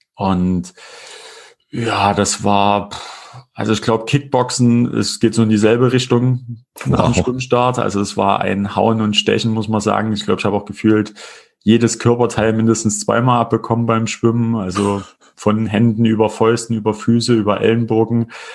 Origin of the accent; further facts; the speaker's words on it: Erfurt, Thuringia, Germany; bei uns in Erfurt